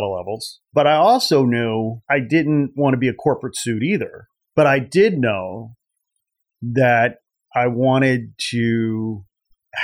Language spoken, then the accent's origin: English; outside Chicago near Gary, Indiana, United States; I grew up in the Midwest outside Chicago near Gary, Indiana